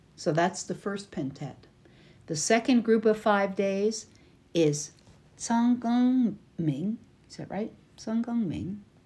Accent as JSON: {"language": "English", "country": "United States", "said": "from America"}